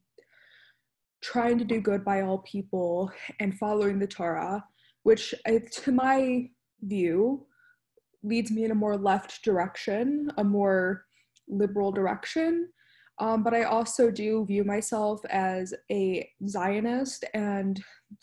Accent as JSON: {"language": "English", "town": "Detroit", "region": "Michigan", "country": "United States", "tie": "born or raised there", "said": "I was raised in Metro Detroit area"}